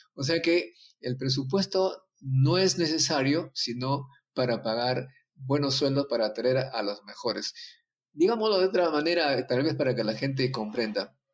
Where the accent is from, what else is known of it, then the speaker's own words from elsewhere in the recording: Ancash, Peru; also born or lived in France; Mi pueblo fue el centro de la cultura llamada civilización Cuye